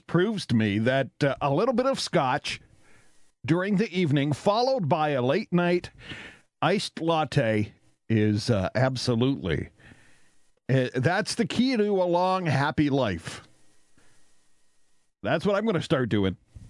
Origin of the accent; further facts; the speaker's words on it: Canada; I'm Canadian